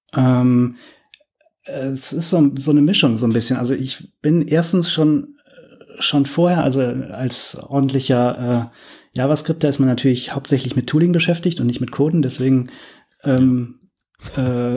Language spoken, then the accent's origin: German; Cologne, North Rhine-Westphalia, Germany; moved away; komme ursprünglich aus Köln